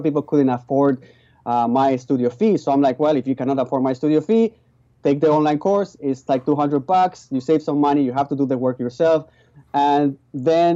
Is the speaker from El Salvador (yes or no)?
no; Spain; English is a second language; moved away as an adult; now in Vancouver, Canada; My original background is I was born in Spain. So that's why you hear a funny accent. And I came here when I was 19 years old